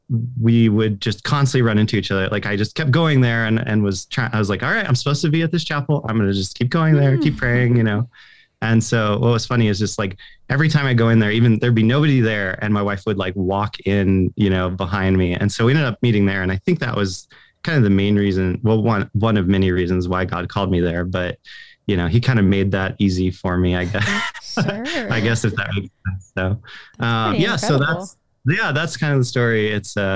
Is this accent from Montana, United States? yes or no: yes; Montana, United States; I grew up in Montana, currently live in Bozeman, Montana